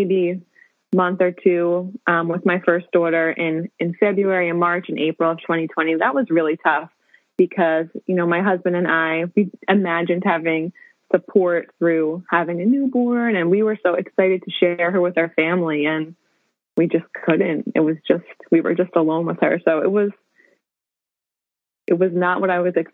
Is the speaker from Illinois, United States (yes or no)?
no; Jersey Shore, New Jersey, United States; also born or lived in Harlem, New York City; now in New York City, United States; I was born and raised on the Jersey Shore, so that's where I hail from. And now I live in Harlem